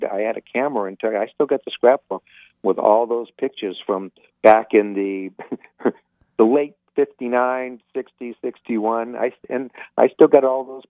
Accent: outside of Boston, New England, Massachusetts, United States; moved away; where I grew up in New England

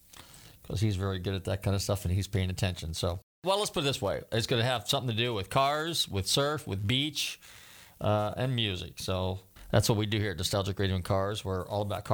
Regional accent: Northern California, United States; when I grew up in Northern California

